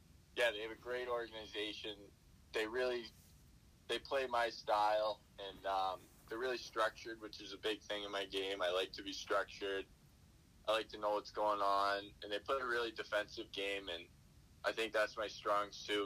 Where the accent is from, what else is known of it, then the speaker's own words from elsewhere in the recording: Boston, Massachusetts, United States; I grew up going to the bean pot. I grew up doing all those things